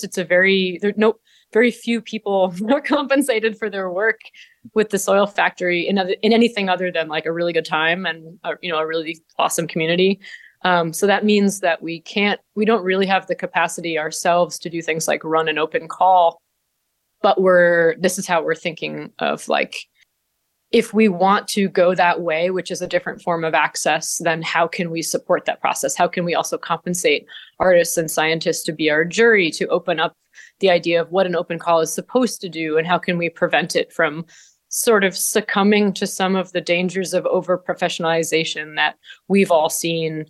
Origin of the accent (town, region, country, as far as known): Vermont, United States; born or raised there; moved away as an adult; now in Ithaca, United States